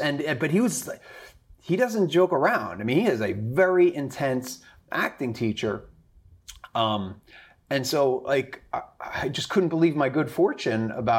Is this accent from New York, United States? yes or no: yes; Long Island, New York, United States; also born or lived in Boston / Connecticut; From Long Island, New York, actually. I don't know if that means anything, but so Long Island, New York. I went to college in Boston, and then I worked in Connecticut as an engineer for 3 years.